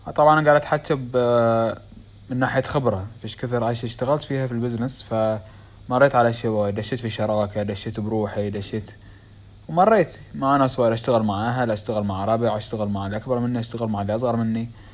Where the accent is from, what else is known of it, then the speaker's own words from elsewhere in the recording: Bahrain; accent: Bahraini; اسوي بالبحريني لان لهجتنا شوي مو بكل من يعرف اللهجه الخليجيه بيعرفونها